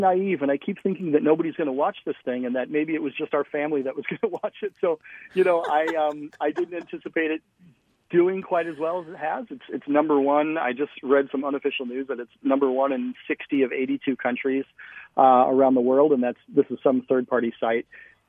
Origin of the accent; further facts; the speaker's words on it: Minnesota, United States; So I'm from Minnesota. I'm about the whitest guy you could ever meet.